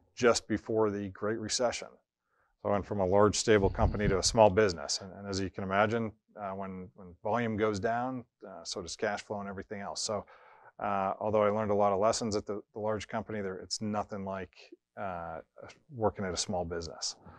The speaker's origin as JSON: {"language": "English", "town": "Erie", "region": "Pennsylvania", "country": "United States", "tie": "born or raised there", "also_born_or_lived": "Syracuse / Chicago / Oklahoma City / North Jersey", "moved": "as an adult", "said": "we were looking to get back to my hometown, which is Erie, Pennsylvania."}